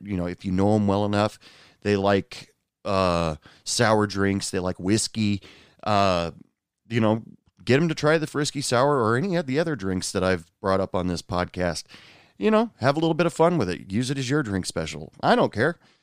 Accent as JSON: {"language": "English", "area": "the Northwest", "region": "Pacific Northwest", "country": "United States", "tie": "born or raised there", "moved": "yes", "lives_now": "West Texas, United States", "said": "I was born and raised in the Northwest"}